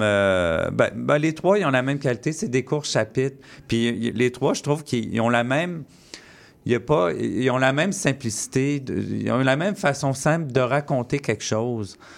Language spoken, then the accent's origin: French; Quebec, Canada; je suis né au Québec